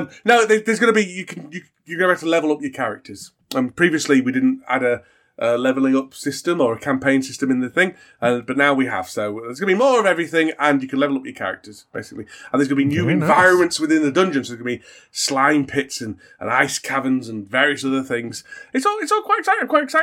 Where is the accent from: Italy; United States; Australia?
Australia; I'm Australian as well. Did you know I was Australian?